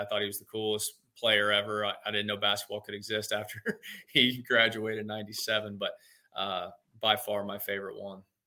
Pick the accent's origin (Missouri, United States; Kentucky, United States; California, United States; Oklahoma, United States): Kentucky, United States; Louisville; I grew up in Louisville, Kentucky